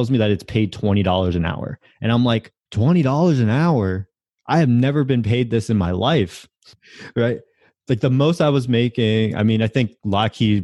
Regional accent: Connecticut, United States; And the Hartford is the city next to where I grew up.

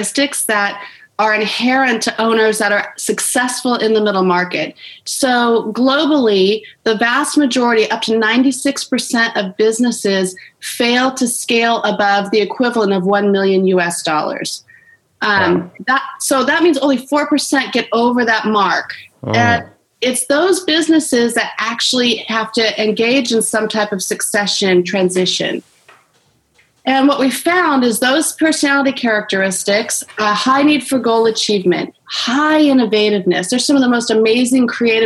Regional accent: Orange County, California, United States; I was born and raised in Orange County, California

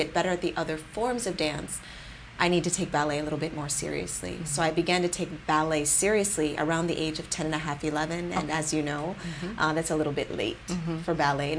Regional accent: Rochester, New York, United States; moved away as an adult; now in San Jose, United States; I chose a photographer in my hometown

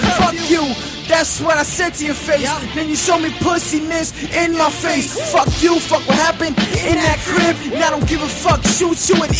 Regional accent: New York, United States; Remind you, I'm from New York.

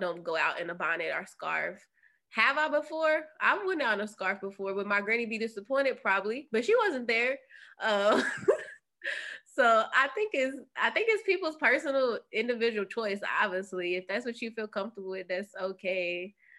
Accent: Kentucky, United States; I'm from Kentucky.

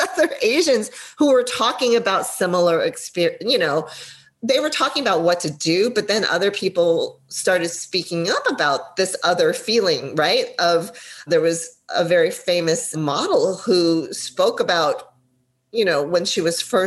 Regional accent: Los Angeles, California, United States; I'm from LA or California

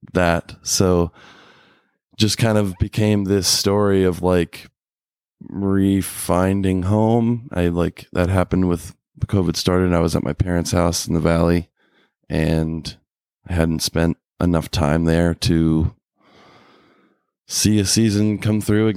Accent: Middlebrook, Virginia, United States; we grew up in Middlebrook right outside of Stanton

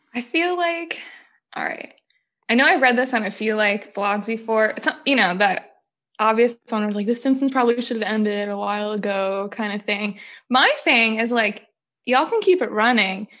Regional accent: New Jersey, United States; I grew up in New Jersey

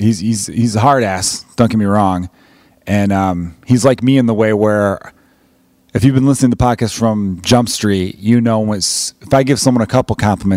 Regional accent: Chicago, Illinois, United States; me being an American from Chicago but claiming Irish heritage

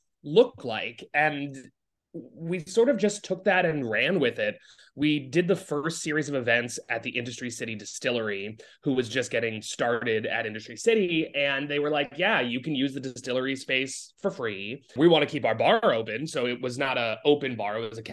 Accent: Providence, Rhode Island, United States; moved away as an adult; now in New York City, United States; growing up in Providence, Rhode Island.

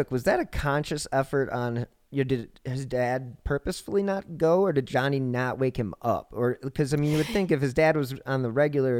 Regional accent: Cleveland, Ohio, United States; now in Denver, United States; Well, Cleveland is my hometown, but where I currently live, I'm currently in Denver

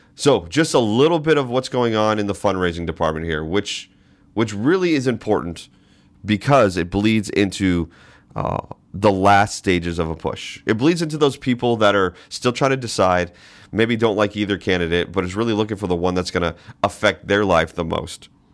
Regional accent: Boston, Massachusetts, United States; now in Alaska, United States; I grew up in Boston

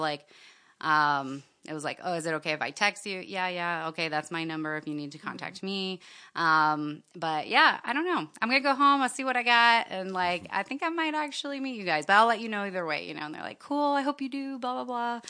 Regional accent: Miami, Florida, United States; moved away as an adult; now in Seattle, United States; I grew up in Miami

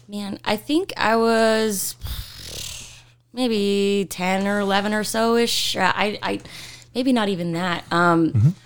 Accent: Utah, United States; I'm from Utah.

